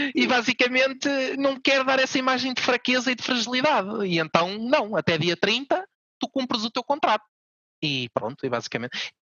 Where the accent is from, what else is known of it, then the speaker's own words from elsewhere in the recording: Portugal; nós, a nossa equipa sendo portuguesa